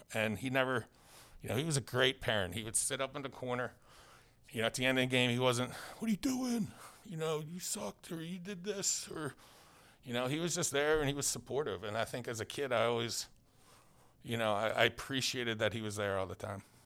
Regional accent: Philadelphia, Pennsylvania, United States; I grew up literally in Philadelphia

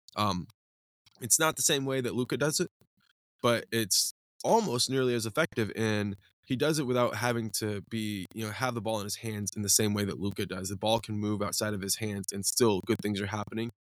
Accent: Scranton, Pennsylvania, United States; We grew up in Scranton, Pennsylvania

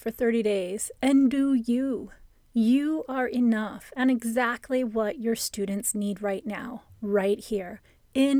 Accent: Ohio, United States; now in California, United States; my childhood growing up in Ohio. I grew up with basements. And when I moved to California

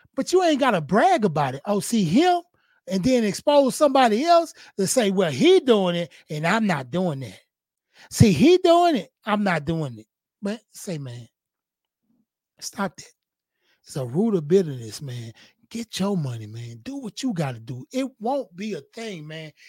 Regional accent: Houston, Texas, United States; I'm from Fifth Ward, north side of Houston, Texas

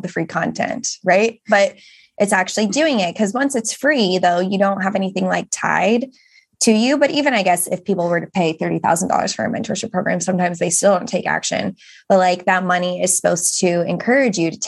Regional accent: England, United Kingdom; we are this couple from England

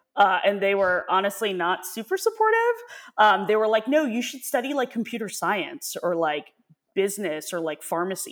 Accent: New York, United States; also born or lived in Hong Kong; I was born in Hong Kong, and my parents moved to New York when I was, like, two and a half, three, um, but then went back again when I was nine. So I was there for, uh, a few months

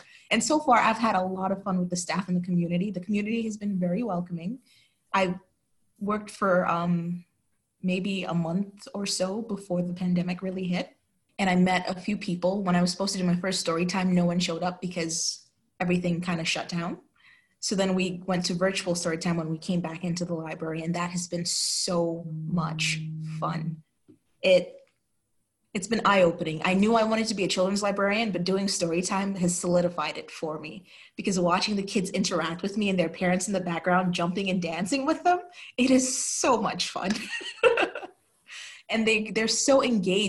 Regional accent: New York City, New York, United States; moved away as an adult; also born or lived in St. Lucia / Albany, New York / Utah / Wyoming; I was born in St. Lucia, which is a Caribbean island, and mostly raised between Brooklyn and Queens.

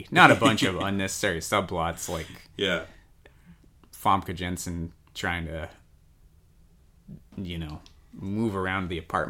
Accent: Long Beach, California, United States; We're from Long Beach, California.

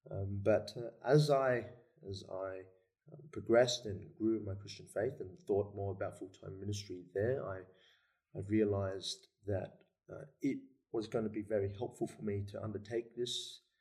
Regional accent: Sydney, New South Wales, Australia; also born or lived in Melbourne; I was born in Melbourne. Hmm. Uh, the whole family. Um, brother and sister and I were born in Melbourne, but we moved to Sydney when I was about 4

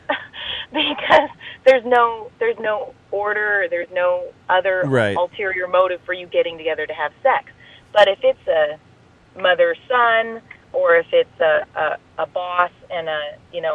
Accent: Midwest, United States; accent: Midwest; I'm from the Midwest

